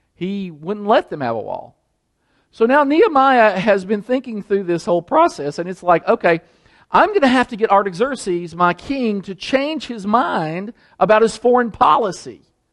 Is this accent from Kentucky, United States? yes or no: yes; Danville, Kentucky, United States; moved away; I'm from Danville. My mother still lives in Danville, Kentucky